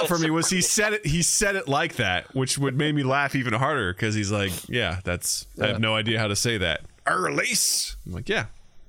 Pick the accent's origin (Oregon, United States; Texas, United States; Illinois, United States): Illinois, United States; we're from Illinois.